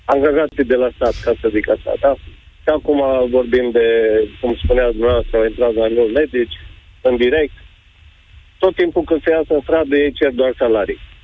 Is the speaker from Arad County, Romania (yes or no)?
yes; Lipova, Arad County, Romania; Eu sunt din Lipova